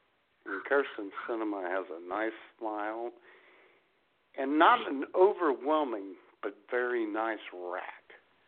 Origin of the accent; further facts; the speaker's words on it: Ohio, United States; That's my hometown area.